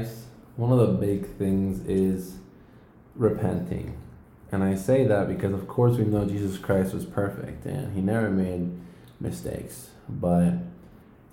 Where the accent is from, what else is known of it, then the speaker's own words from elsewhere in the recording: Houston, Texas, United States; I'm from Houston, Texas